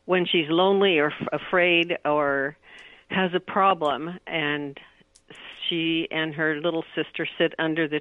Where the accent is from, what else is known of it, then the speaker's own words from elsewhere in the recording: Oregon, United States; I was born and raised here in Oregon on the southwest coast